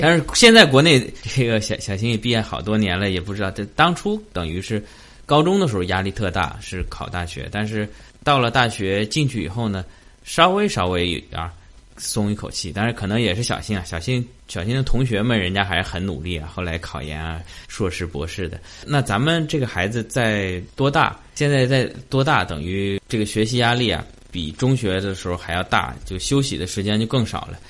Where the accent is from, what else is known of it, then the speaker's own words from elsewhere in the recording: China; 大部分我们中国人的家长会是这样想